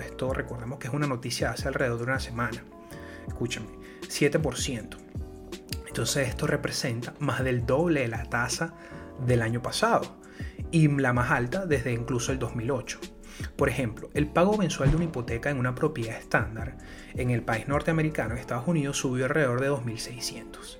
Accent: Venezuela; Yo soy de Venezuela.

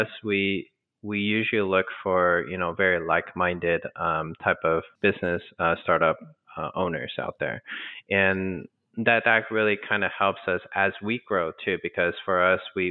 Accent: Texas, United States; moved away as an adult; I was born in Texas myself, but I grew up mostly in Texas, but after college, everywhere else.

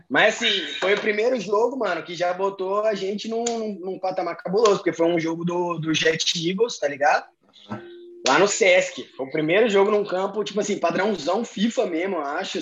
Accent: Belo Horizonte, Minas Gerais, Brazil; moved away; also born or lived in Recife / Ireland; eu sou de BH, Minas Gerais

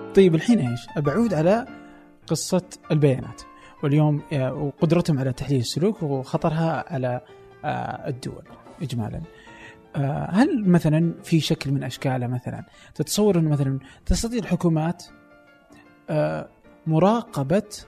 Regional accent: Saudi Arabia; عندنا في السعودية

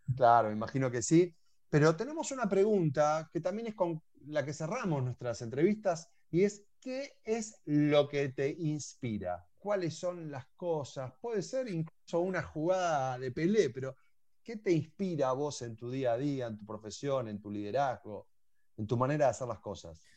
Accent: Argentina; Vos sos y yo argentino

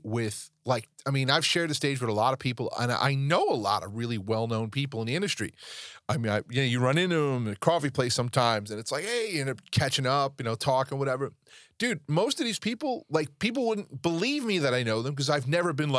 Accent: New York, United States; I'm from New York.

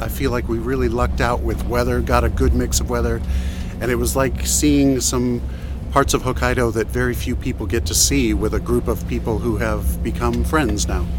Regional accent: Seattle, Washington, United States; Yeah, I'm … from Seattle.

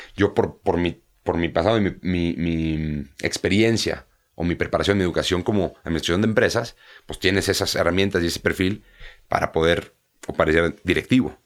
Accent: Mexico; moved away as an adult; now in England; no soy un mexicano que, que se fue a vivir allá desde los 10 años, es diferente, ¿no? Porque los inicios son aquí

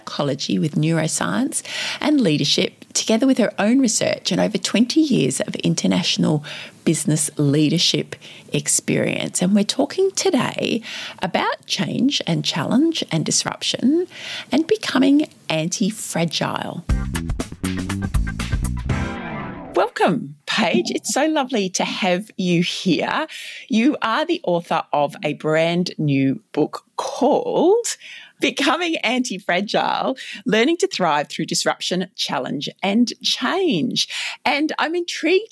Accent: Victoria, Australia; here in my home state of Victoria

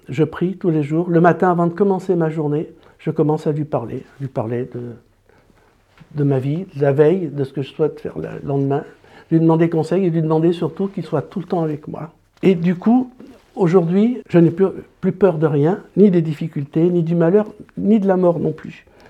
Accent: Grenoble, Auvergne-Rhône-Alpes, France; moved away as an adult; also born or lived in Paris / Nord / La Rochelle; Quand je suis allé faire mes études à Paris, j'ai quitté Grenoble

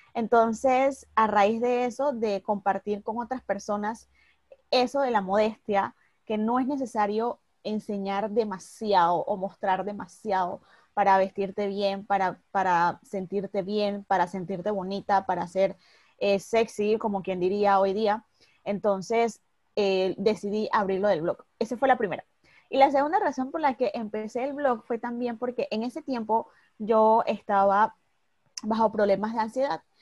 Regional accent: Panama City, Panama; soy de Panamá, de Ciudad de Panamá, acá en Centroamérica

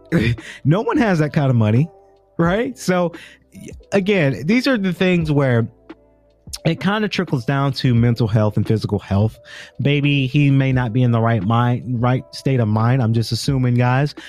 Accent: the South, United States; now in Atlanta, United States; I'm from the South, and we're all kind of in the South here in Atlanta, but I'm from South

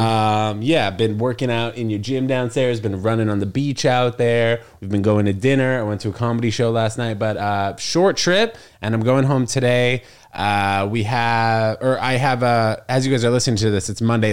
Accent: New York, United States; born or raised there; also born or lived in New Jersey

